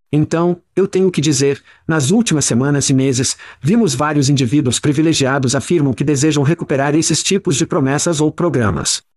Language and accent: Portuguese; Ohio, United States; nós dois crescemos em Ohio